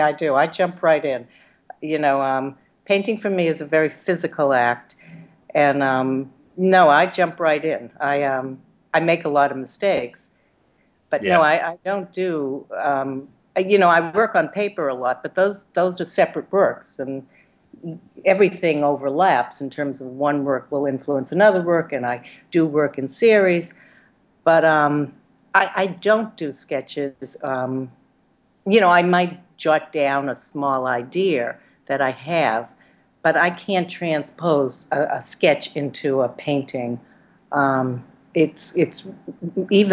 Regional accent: United States; also born or lived in Boston; now in New York City, United States; identify with being American

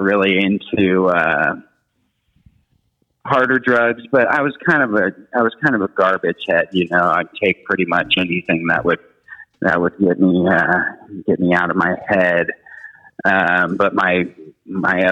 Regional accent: Kansas City, Missouri, United States; born or raised there

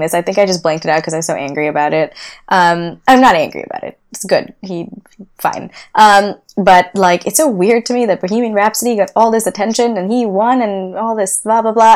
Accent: India; I know about class the way I've learned about it in India.

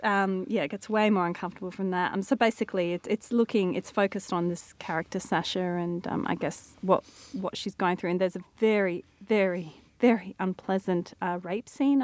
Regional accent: Adelaide, South Australia, Australia; Adelaide, my hometown.

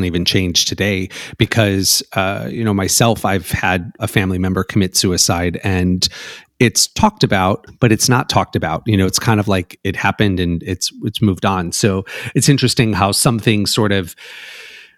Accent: Chicago, Illinois, United States; I'm from Chicago

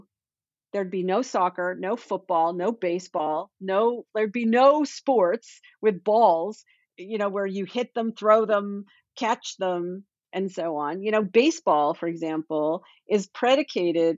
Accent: Toronto, Ontario, Canada; now in Boston, United States; I grew up in Toronto

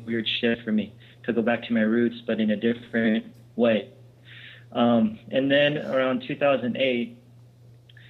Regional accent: Los Angeles, California, United States; I grew up here in Los Angeles

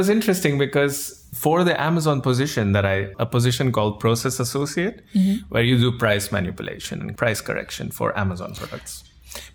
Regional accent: India; moved away as an adult; now in Netherlands; I'm from India. I live in the Netherlands now for about 6 years. I came here for my master's

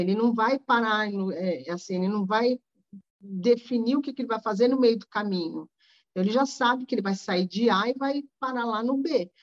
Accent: Rio de Janeiro, Brazil; Eu sou carioca

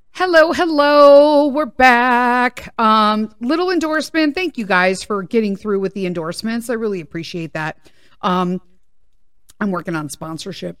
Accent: Chicago, Illinois, United States; I'm from Chicago

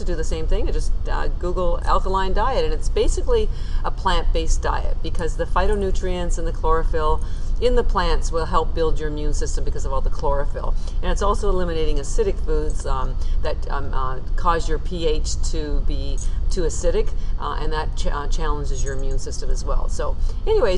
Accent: Canada; moved away as an adult; now in Boston, United States; I'm actually Canadian, I live in Boston and have for 30 years

